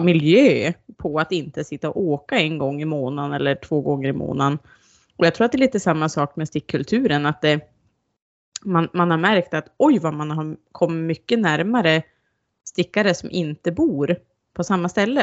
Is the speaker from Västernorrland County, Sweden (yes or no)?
yes; Sollefteå, Västernorrland County, Sweden; Jag är från Sollefteå.